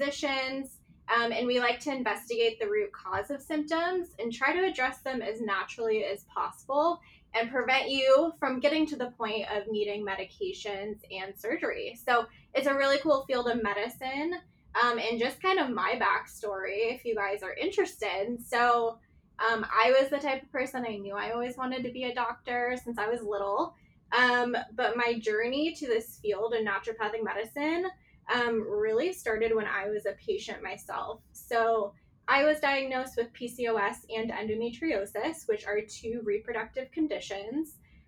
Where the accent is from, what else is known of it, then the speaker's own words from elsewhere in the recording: East Coast, United States; now in Scottsdale, United States; growing up on the East Coast